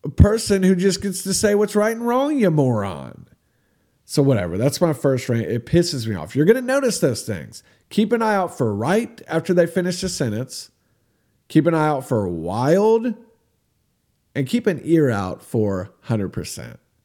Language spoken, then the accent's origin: English; United States; I'm from America